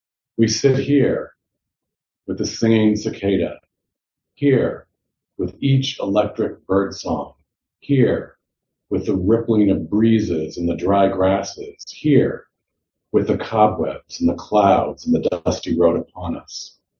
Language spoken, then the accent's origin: English; Indiana, United States; I grew up in Indiana